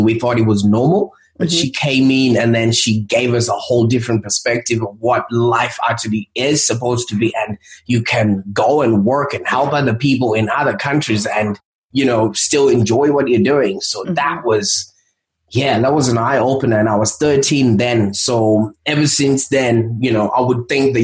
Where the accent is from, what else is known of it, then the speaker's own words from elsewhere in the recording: Zimbabwe; moved away; I was born in Zimbabwe